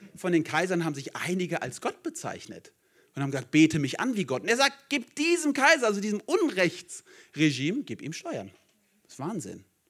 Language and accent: German; South Hesse, Germany; now in Düsseldorf, Germany; ich komme eigentlich aus Hessen, bin richtiger Südhesse